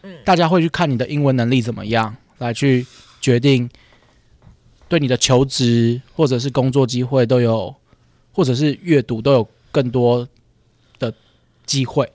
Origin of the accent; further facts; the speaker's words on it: Taipei, Taiwan; 我自己原本的长大的地方是天母